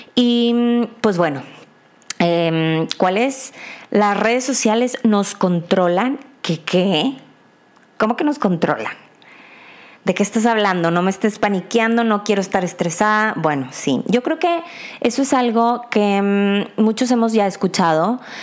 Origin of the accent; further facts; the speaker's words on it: Mexico; como mexicana y ciudadana